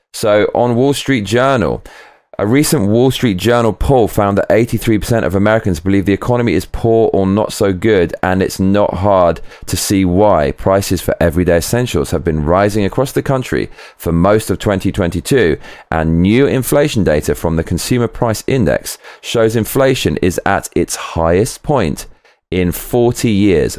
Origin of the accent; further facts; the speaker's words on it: United Kingdom; I'm British